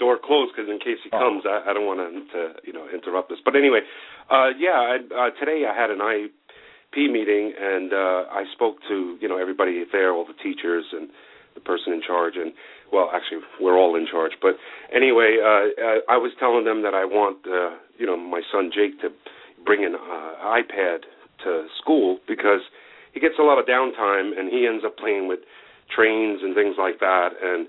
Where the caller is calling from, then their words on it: Massachusetts, United States; from Massachusetts, ….